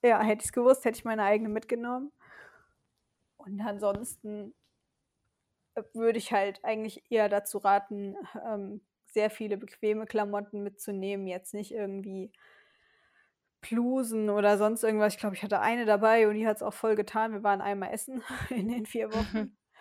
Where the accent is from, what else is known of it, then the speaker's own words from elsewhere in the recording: Westerwald, Rhineland-Palatinate, Germany; in meiner Heimat in, im Westerwald, also in einer kleinen Stadt